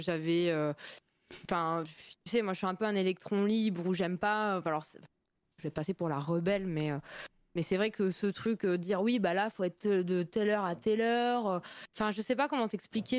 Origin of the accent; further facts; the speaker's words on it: Metz, Grand Est, France; accent: Lorrain; je suis de Metz, euh, du coup, la région Lorraine, euh, Moselle